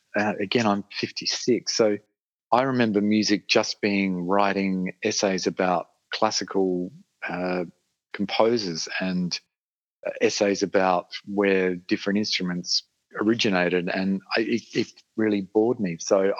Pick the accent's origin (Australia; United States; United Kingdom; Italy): Australia; Adelaide, South Australia; In Adelaide. I've spent most of my life here